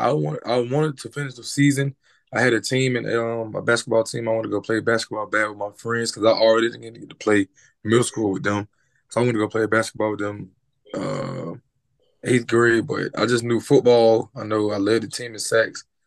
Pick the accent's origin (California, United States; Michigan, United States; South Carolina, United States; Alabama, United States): Alabama, United States; Leeds; also born or lived in Birmingham, Alabama; Growing up in Alabama was I was it was hard, basically hard. I moved from Birmingham.